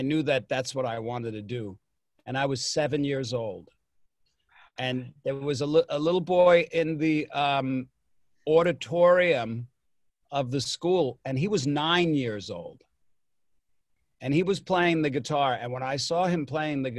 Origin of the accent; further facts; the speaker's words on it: Long Island, New York, United States; I grew up on Long Island